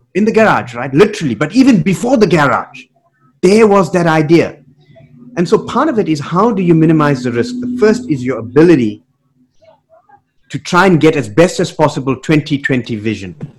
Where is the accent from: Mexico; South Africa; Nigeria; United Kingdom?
South Africa; moved away; Growing up in South Africa uh, in the 80s, finishing high school in mm-hmm. the 80s